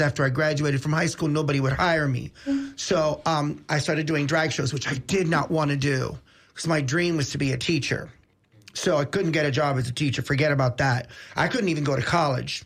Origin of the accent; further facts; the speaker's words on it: Tampa, Florida, United States; I was born right here in Tampa